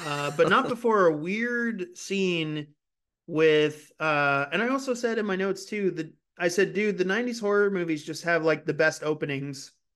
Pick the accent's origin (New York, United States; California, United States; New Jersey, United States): California, United States; moved away; this is something that I grew up doing in California, too